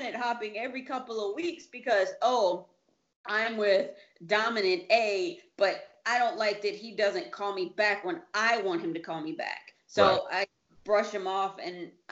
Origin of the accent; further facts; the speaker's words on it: United States; now in Italy; I'm American